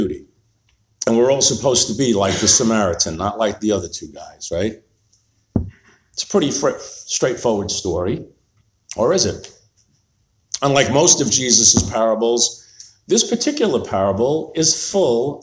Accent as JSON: {"language": "English", "area": "Long Island", "region": "New York", "country": "United States", "tie": "born or raised there", "said": "as I was growing up on Long Island in New York"}